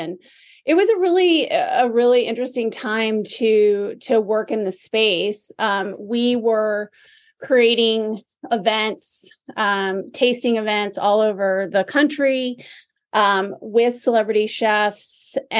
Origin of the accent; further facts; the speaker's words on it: Charlotte, North Carolina, United States; moved away as an adult; we are in Charlotte. This is my hometown. And you know, I've settled here. I've been back here since 2009